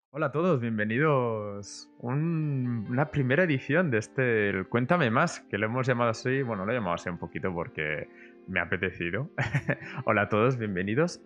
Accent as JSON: {"language": "Spanish", "town": "Barcelona", "region": "Catalonia", "country": "Spain", "said": "yo vengo de Barcelona"}